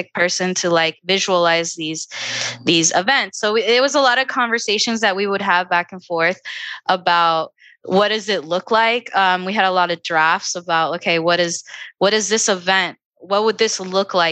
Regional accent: Virginia, United States; So my experience as being Afro-descendiente in Virginia

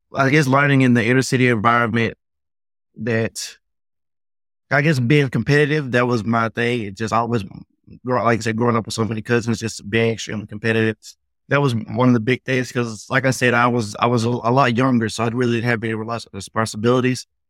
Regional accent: Memphis, Tennessee, United States; I grew up in the South

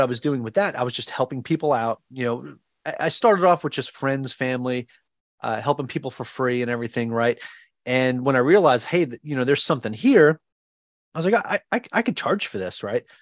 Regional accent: Long Island, New York, United States; moved away as an adult; now in Ewa Beach, United States; I am originally from Long Island, New York.

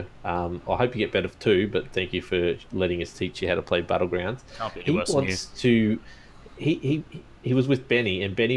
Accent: Queensland, Australia; I'm a Queenslander.

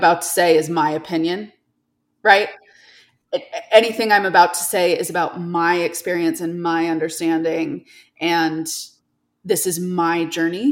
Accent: New York, United States; moved away as an adult; now in Salt Lake City, United States; I grew up in New York State

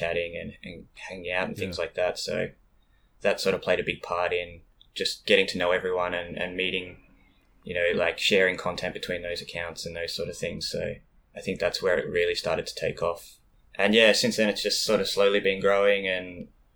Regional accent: Bendigo, Victoria, Australia; moved away as an adult; also born or lived in Melbourne, Australia; now in Japan; I'm from Bendigo, but I was living in Melbourne for probably 5-6 years before I came to Japan.

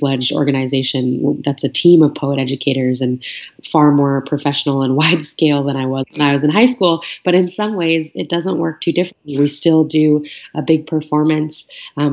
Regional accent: New York City, New York, United States; I was growing up in New York City

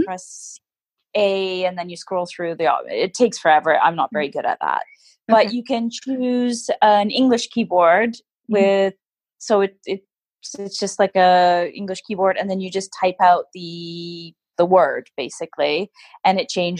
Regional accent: Canada; also born or lived in United Kingdom; now in Japan; And then being Canadian, I also speak French. So my mom is from Quebec. So we didn't speak French at home, but we started learning French quite early.

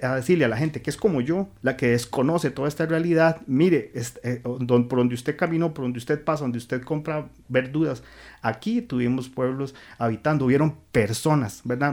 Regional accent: Central Valley, Costa Rica; yo soy evidentemente del Valle Central

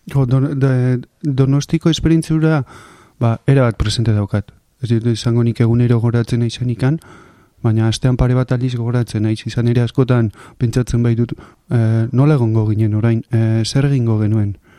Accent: Zarautz, Basque Country, Spain; nire infantzia, bai, hemen, e, pare hontan, pare hontan kokatzen dut

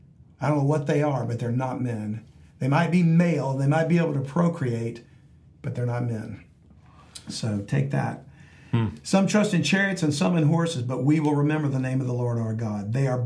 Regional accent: South Louisiana, United States; I grew up in South Louisiana.

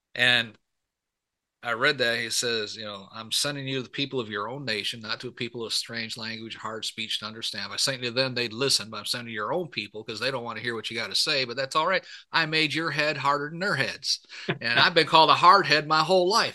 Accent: Michigan, United States; I grew up in Michigan

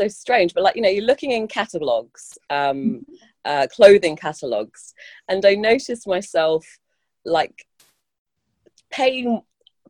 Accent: London, United Kingdom; I've grown up in London, born and bred

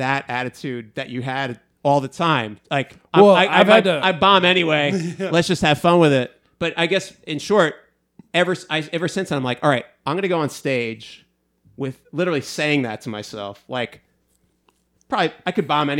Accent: New York area, United States; moved away as an adult; also born or lived in Delaware; now in Texas, United States; I'm from New York, the New York area. I lived in Delaware for 2 years

